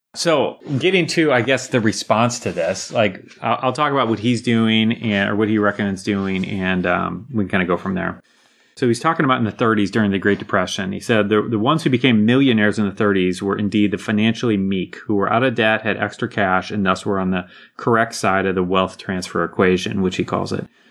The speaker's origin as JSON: {"language": "English", "country": "United States", "said": "as an American living in my bubble"}